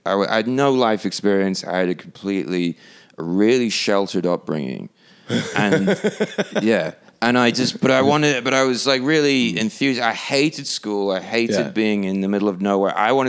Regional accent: Hull, Yorkshire and the Humber, United Kingdom; moved away; also born or lived in Ireland; Well, I'm not even British, technically. I just grew up there.

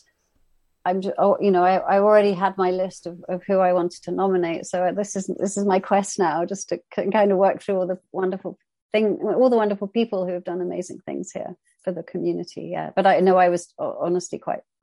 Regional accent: England, United Kingdom; I'm from England, from the UK, where the class system is very alive and kicking

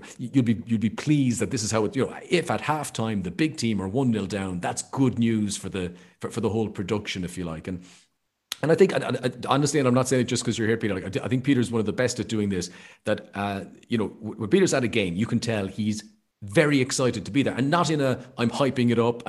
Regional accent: Ireland; I'm Irish

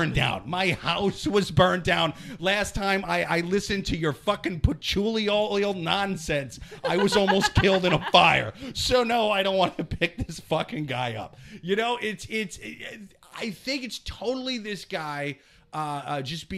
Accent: Iowa, United States; moved away; I'm from Iowa

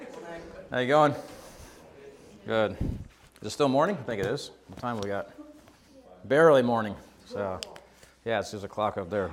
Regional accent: Shortsville, New York, United States; So obviously I'm not from here originally. Probably tell the way I talk and my accent. And so I'm from New York State on the East Coast of America, and we've been here 18 years. And so I'm from a little small country town called Shortsville.

